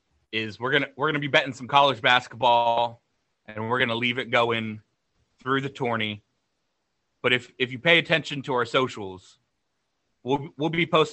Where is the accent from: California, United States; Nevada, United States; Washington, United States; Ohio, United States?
California, United States; San Diego; He can find me in my hometown of San Diego.